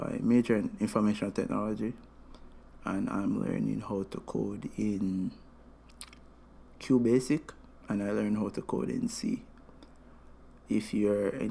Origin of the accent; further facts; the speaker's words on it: Jamaica; I am from Jamaica, been living in Jamaica for 21 years of my life. That's all of my life